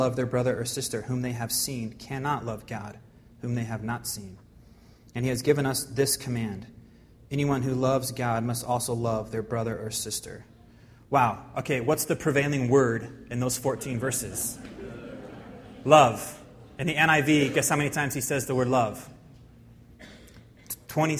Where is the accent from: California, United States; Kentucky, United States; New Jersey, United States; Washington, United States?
Washington, United States; Spokane; I grew up in Spokane, went to Mead High School